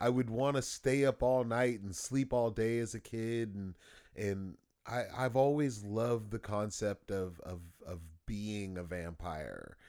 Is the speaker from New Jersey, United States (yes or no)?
no; Los Angeles, California, United States; I grew up in Los Angeles, and there was a lot of gangs and stuff like that.